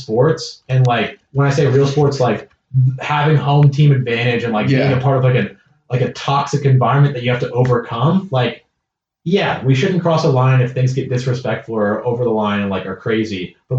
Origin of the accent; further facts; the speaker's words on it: United States; I'm speaking no one else as an American.